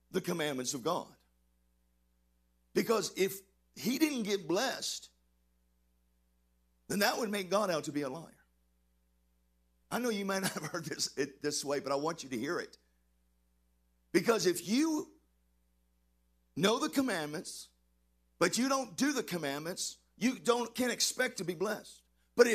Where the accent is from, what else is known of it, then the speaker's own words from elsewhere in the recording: Texas, United States; I'm from Texas